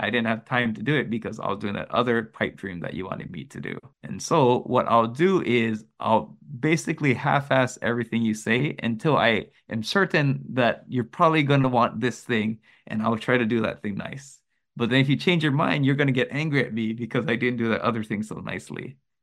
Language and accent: English; United States; first language English; now in Japan; I am Amer-, American, my, my native language is English